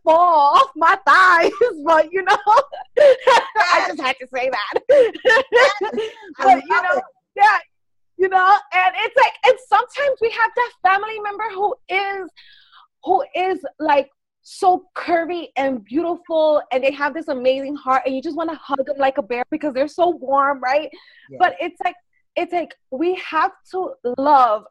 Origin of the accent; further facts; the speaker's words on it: New York City, New York, United States; I grew up in the Bronx